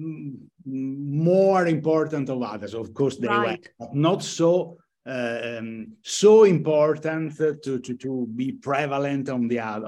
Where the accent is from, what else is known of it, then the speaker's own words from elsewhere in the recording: Venice, Veneto, Italy; English is a second language; moved away as an adult; now in Milan, Italy; I was born in Venice, I can say 60 years ago